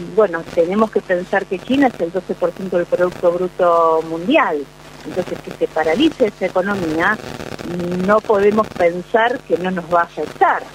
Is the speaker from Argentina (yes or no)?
yes; Bigand, Santa Fe, Argentina; yo que vengo desde Vigán, digamos, una de las mejores tierras del país